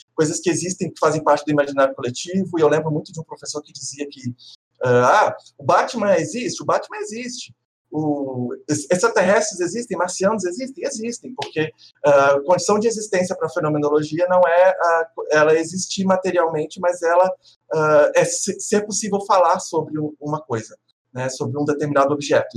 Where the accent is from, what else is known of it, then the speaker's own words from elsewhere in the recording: Minas Gerais / Espírito Santo, Brazil; moved away as an adult; also born or lived in Vitória, Brazil; now in Porto Alegre, Brazil; eu sou mineiro capixaba